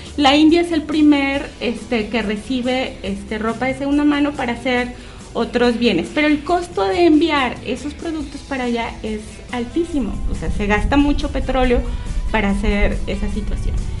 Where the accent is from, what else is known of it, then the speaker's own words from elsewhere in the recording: León, Guanajuato, Mexico; moved away as an adult; also born or lived in Chiapas; now in León, Mexico; yo soy de aquí de León, pero cuando terminé la universidad me fui a vivir a Chiapas